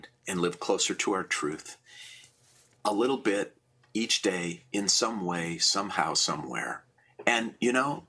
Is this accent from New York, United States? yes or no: no; Minneapolis, Minnesota, United States; I was born in Minneapolis in 1960